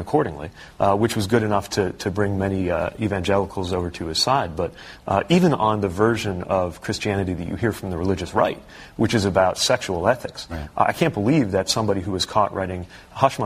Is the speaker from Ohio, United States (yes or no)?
no; Indiana, United States; growing up in Indiana